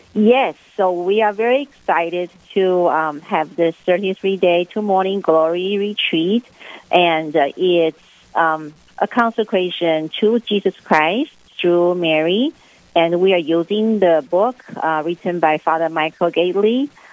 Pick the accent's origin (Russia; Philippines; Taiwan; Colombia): Taiwan; Taipei; moved away as an adult; also born or lived in Fresno, California / Kansas / Aberdeen; I was born raised in Taipei, uh, which is the capital of Taiwan.